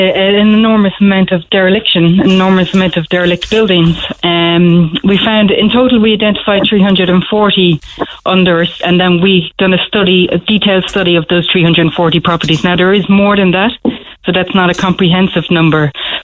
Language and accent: English; Dublin, Leinster, Ireland; now in Cork, Ireland; But I'm from Dublin